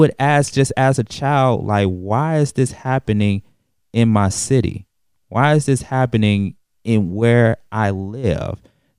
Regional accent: Atlanta, Georgia, United States; I am a native of Atlanta, born and raised Georgia Baptist Hospital, just to be specific. I was born in Georgia Baptist Hospital in 1984. And as a kid growing up on the south side of Atlanta

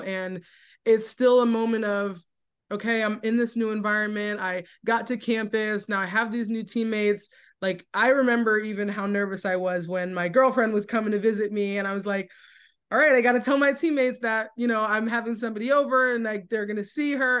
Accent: New Jersey, United States; moved away as an adult; now in Richmond, United States; I'm from Jersey. I've moved to Richmond, completely new environment

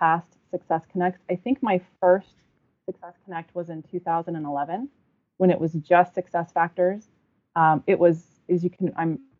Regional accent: Southern California, United States; I'm a huge Lakers fan growing up in Southern California.

